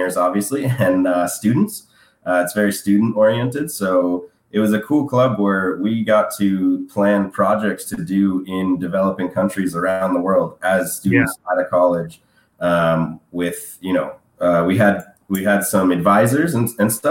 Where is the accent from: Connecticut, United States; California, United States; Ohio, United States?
California, United States; San Diego; I'm from California, as you said. I'm from San Diego